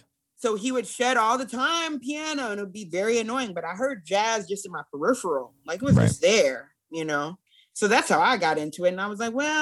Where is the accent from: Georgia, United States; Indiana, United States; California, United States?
California, United States; Simi Valley; moved away; also born or lived in Los Angeles, California; we're from Simi Valley. We're from like this really small white town in California. And my dad, well, and they moved, we were in LA and they moved us from LA to Simi. Hmm. It's very safe white town.